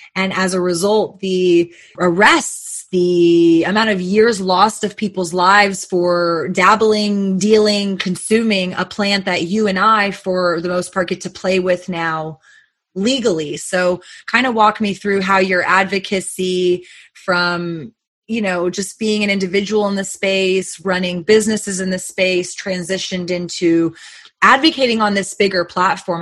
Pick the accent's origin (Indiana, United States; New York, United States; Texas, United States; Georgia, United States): Texas, United States; just being a Texan and also working in this industry now